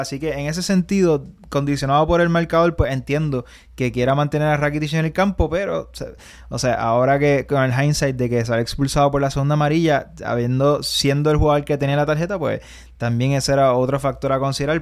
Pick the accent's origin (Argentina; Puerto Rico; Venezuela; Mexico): Puerto Rico; de donde somos nosotros, de Puerto Rico